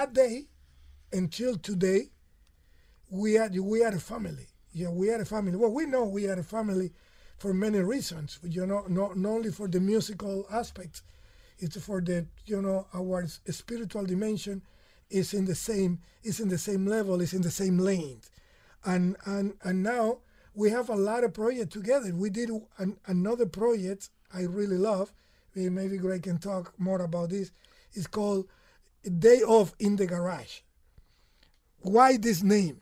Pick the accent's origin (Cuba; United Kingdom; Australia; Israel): Cuba; Camagüey; moved away; also born or lived in Guira de Melena, Cuba / San Francisco, United States; But I'm from Camagüey. I'm from the middle of the island.